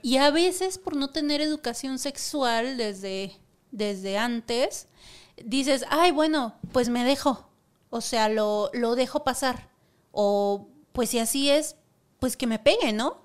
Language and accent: Spanish; Monterrey, Nuevo León, Mexico; now in Mexico City, Mexico; soy originaria de Monterrey